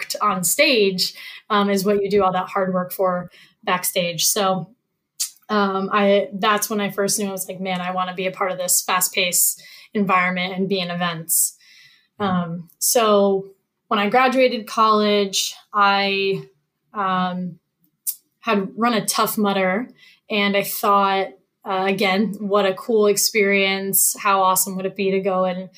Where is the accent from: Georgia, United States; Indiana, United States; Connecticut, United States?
Connecticut, United States; Norwalk; also born or lived in Ithaca, New York / New York City; I am a Northeast girl, born and raised. So I grew up in Norwalk, Connecticut